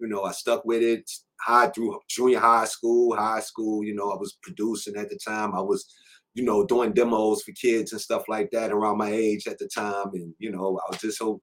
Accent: New Orleans, Louisiana, United States; I'm from New Orleans, Louisiana, Seventh Ward to be exact

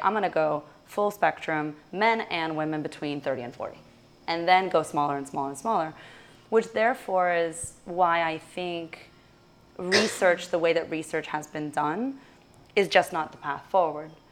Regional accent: Russia; moved away; I'm originally from Russia

